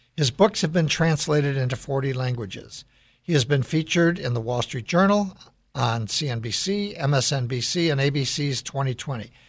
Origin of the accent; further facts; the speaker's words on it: Chicago, Illinois, United States; I grew up in Chicago